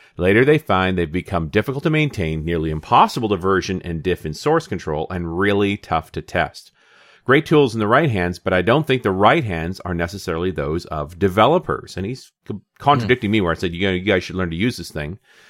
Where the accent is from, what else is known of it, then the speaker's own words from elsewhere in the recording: Canada; I'm a Canadian. Don't shoot me.